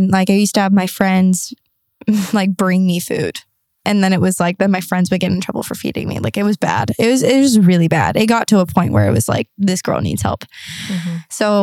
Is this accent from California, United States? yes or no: yes; San Diego, California, United States; also born or lived in Arizona / Toronto; I moved back home to San Diego